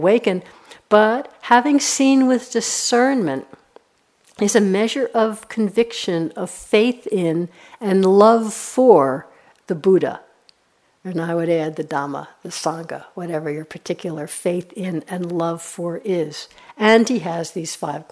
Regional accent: New York, United States; I'm from New York

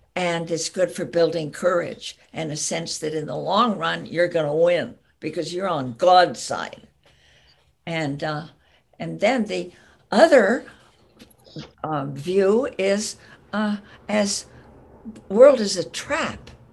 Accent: the East, East Coast, United States; moved away as an adult; also born or lived in California; now in Berkeley, United States; I grew up in the East that was very important. I'm a child of the Eastern woodlands.

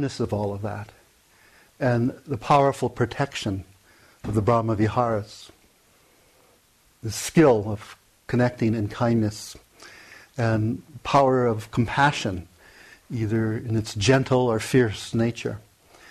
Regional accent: Hawaii, United States; I grew up, born and raised in Hawaii

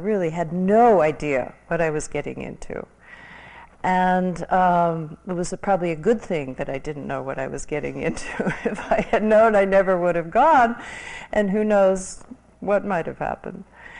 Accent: New York City, New York, United States; now in Los Angeles, United States; I was a transplant from New York City to Los Angeles, and I had a background in psychology

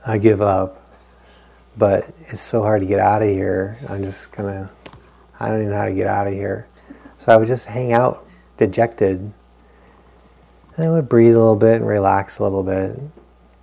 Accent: New England, United States; growing up in New England

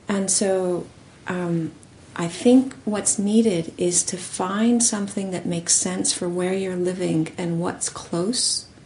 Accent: California, United States; I was born in California

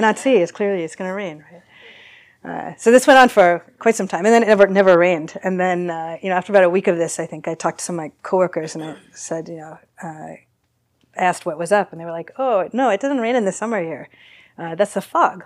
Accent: East Coast, United States; moved away as an adult; now in San Francisco, United States; grew up on the East Coast

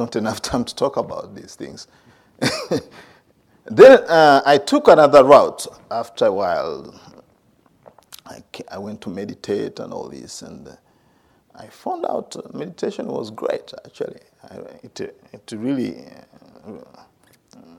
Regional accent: Uganda; moved away as an adult; also born or lived in India; I grew up in Uganda

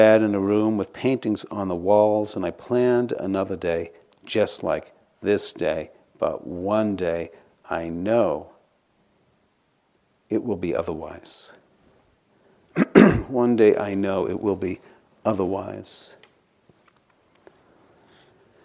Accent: outside of Boston, Massachusetts, United States; Growing up outside of Boston

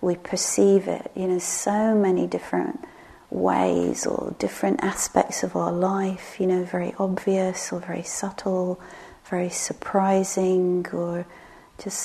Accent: England, United Kingdom; moved away; my beloved village where I grew up in England

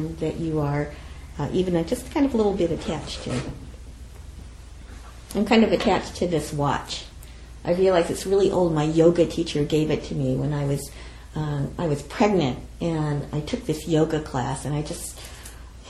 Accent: United States; I'm Japanese American

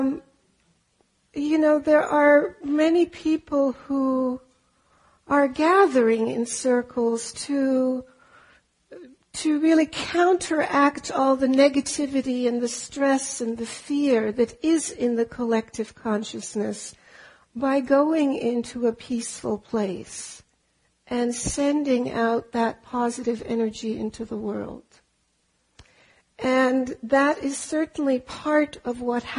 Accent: Germany; moved away; also born or lived in Austria; I am German, and I grew up in Austria and Germany.

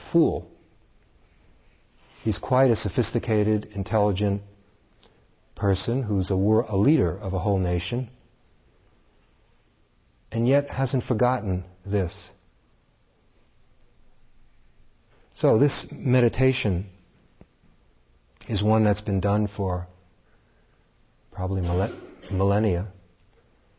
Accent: New York City, New York, United States; growing up in Brooklyn

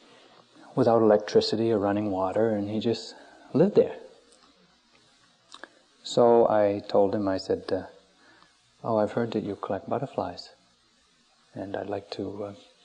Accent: Maine, United States; When I was growing up in Maine, a small town in Maine

